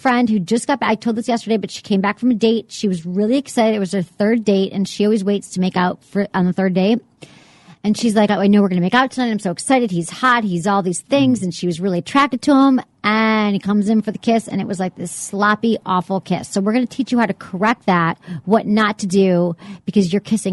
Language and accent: English; Detroit, Michigan, United States; moved away; my hometown paper, the Detroit Free Press